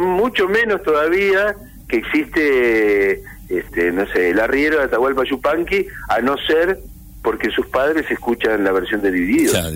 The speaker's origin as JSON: {"language": "Spanish", "town": "Olavarría", "region": "Buenos Aires Province", "country": "Argentina", "tie": "born or raised there", "said": "cuando yo era un adolescente en Olavarría, en la provincia de Buenos Aires, donde yo nací"}